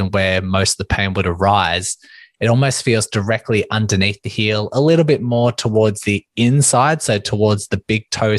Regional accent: Melbourne, Victoria, Australia; I am from Melbourne, Australia

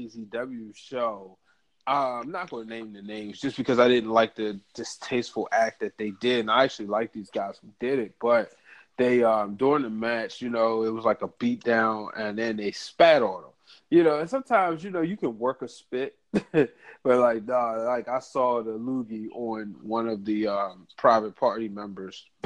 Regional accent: Baltimore, Maryland, United States; I'm from Baltimore

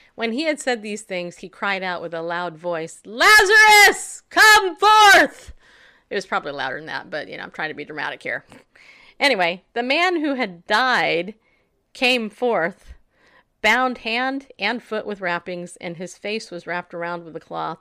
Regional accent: Tennessee, United States; "Where are you from?" I'm like, "Tennessee."

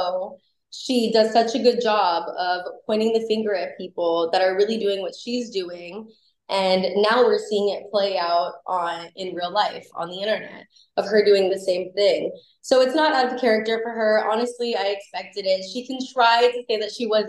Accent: Los Angeles, California, United States; I was born and raised in Los Angeles. I was born on Sunset Boulevard on in Hollywood.

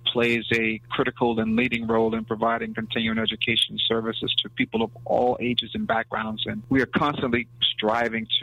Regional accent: Mississippi, United States; moved away; also born or lived in West Palm Beach, Florida; I'm originally from West Palm Beach, Florida, and spent my adolescent years in Mississippi

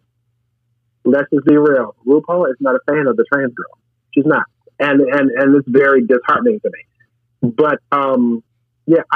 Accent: St. Louis, Missouri, United States; moved away as an adult; now in Chicago, United States; I'm originally from St. Louis, so I moved here to Chicago when I was 20

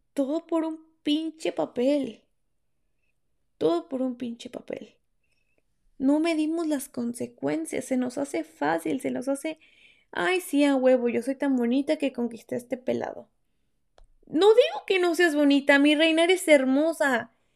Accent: Mexico; moved away as an adult; cuando yo vivía en México

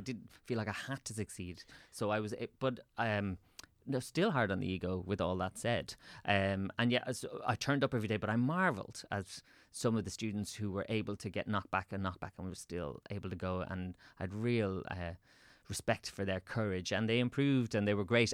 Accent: Swords, Leinster, Ireland; also born or lived in Dublin; I grew up in Swords, so I moved into town

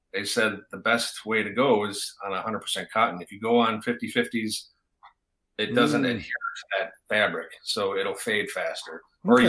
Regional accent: Wisconsin Rapids, Wisconsin, United States; I'm from Wisconsin Rapids

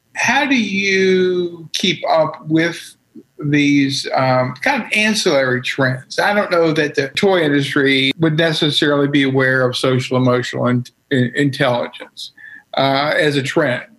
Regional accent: Hampton, Virginia, United States; I grew up in in uh, Hampton, Virginia

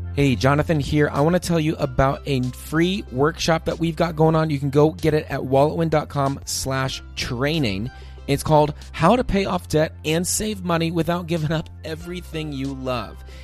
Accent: East Coast, United States; this boy growing up on the East Coast

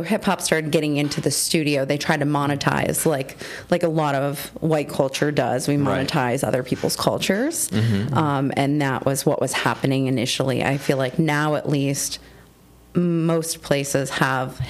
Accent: Buffalo, New York, United States; now in Erie, United States; I grew up in the Buffalo area

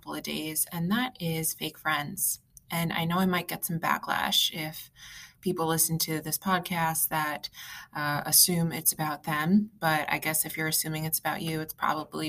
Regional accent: East Coast, United States; also born or lived in Long Island, New York; I'm from the East Coast and I live in New York

